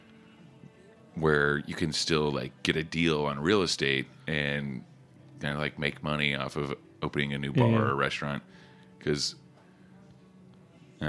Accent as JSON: {"language": "English", "region": "Oklahoma", "country": "United States", "tie": "born or raised there", "said": "I grew up in Oklahoma"}